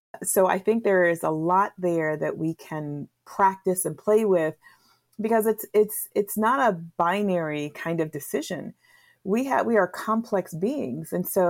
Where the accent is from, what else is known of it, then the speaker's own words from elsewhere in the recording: New England, United States; So I grew up in the Northeast region of the United States. That region is called New England.